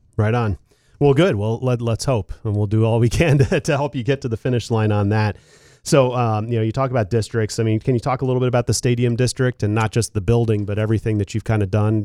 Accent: Philadelphia, Pennsylvania, United States; also born or lived in Seattle; now in Lansing, United States; I came from Seattle and I'm from Philadelphia

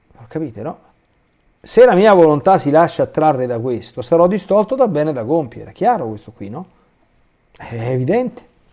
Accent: Rome, Lazio, Italy

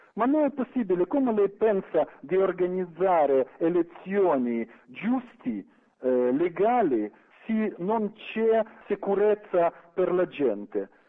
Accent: Ukraine; Italian is a second language; now in Italy; Ucraina, nel territorio del mio paese

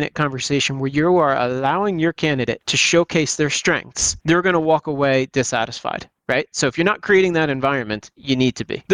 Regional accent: United States; growing up in the United States

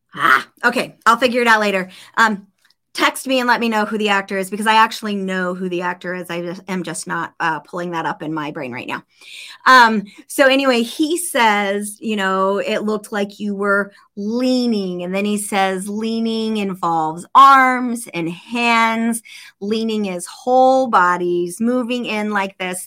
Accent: Snowflake, Arizona, United States; born or raised there; moved away

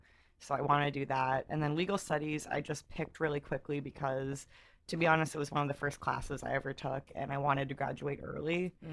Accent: Texas, United States; I was raised in Texas.

